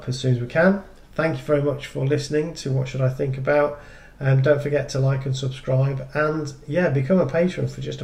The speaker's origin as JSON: {"language": "English", "region": "England", "country": "United Kingdom", "tie": "born or raised there", "lives_now": "Yorkshire, United Kingdom", "said": "both born and bred in England"}